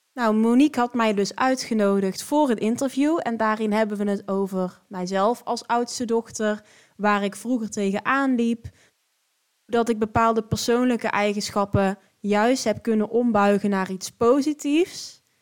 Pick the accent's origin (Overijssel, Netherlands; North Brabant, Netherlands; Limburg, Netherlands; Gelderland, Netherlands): North Brabant, Netherlands; Drunen; moved away as an adult; ik kom uit Drunen. Dat is een dorpje dicht bij Den Bosch. En daar heb ik eigenlijk, totdat ik eh, ging studeren, gewoond